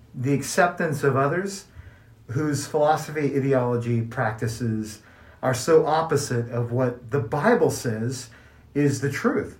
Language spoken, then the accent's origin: English; Kansas City, Missouri, United States; now in New Mexico, United States; I grew up in Kansas City, Missouri